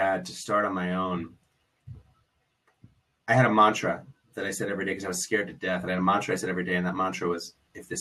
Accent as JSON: {"language": "English", "town": "New York City", "region": "New York", "country": "United States", "tie": "born or raised there", "said": "I grew up in New York City. I was a public school kid"}